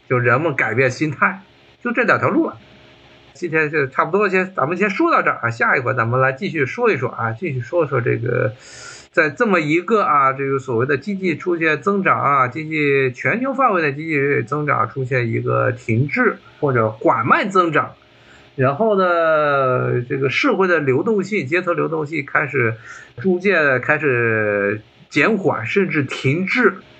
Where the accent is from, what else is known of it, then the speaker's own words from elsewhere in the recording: China; now in United States; 我们中国人